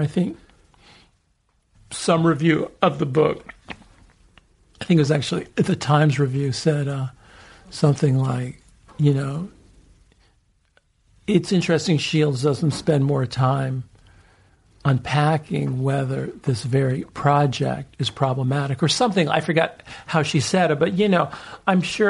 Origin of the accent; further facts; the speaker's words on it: San Francisco, California, United States; also born or lived in Los Angeles; I grew up in San Francisco and L.A.